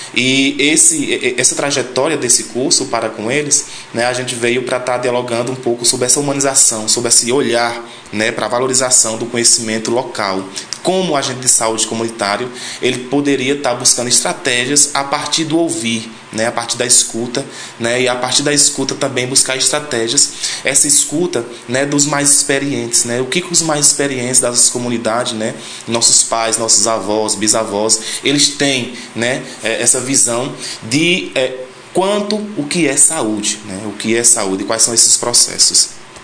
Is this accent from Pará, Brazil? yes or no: no; Sítio Chico Gomes, Ceará, Brazil; sou da comunidade do Sítio Chico Gomes